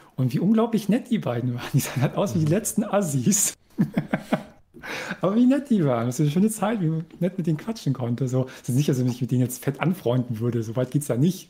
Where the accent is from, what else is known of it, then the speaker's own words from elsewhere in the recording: East Germany, Germany; also born or lived in Delmhorst; now in Bremen, Germany; ich als Ossi